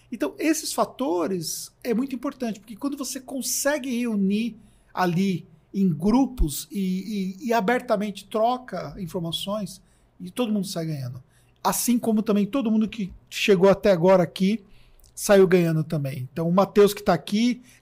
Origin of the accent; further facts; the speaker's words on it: Taboão da Serra, São Paulo, Brazil; E, pô, sou do Tabuão, é, é longe, né?